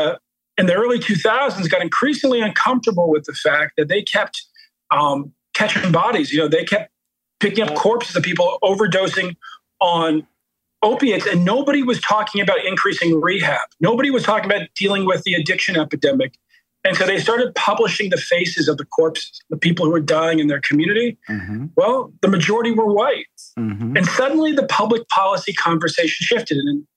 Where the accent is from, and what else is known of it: Baltimore, Maryland, United States